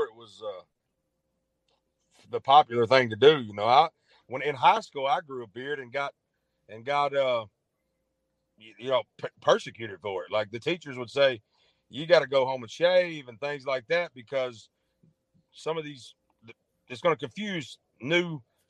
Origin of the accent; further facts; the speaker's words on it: Arkansas, United States; moved away as an adult; also born or lived in Memphis, Tennessee; I was born in Memphis, grew up in Arkansas, went back to Memphis after I graduated